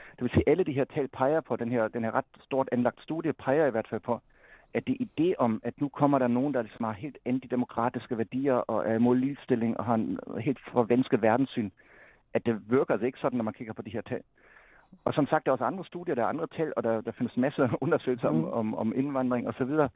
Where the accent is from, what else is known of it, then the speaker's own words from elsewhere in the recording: Germany; moved away; som tysker